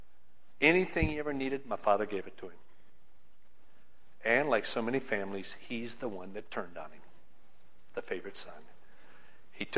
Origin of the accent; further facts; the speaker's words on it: Union City, Michigan, United States; growing up in Union City, Michigan